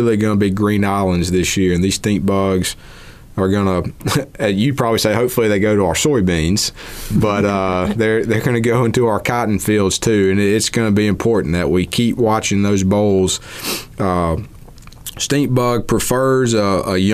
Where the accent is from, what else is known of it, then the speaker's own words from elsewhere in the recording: Mississippi, United States; I'm from Mississippi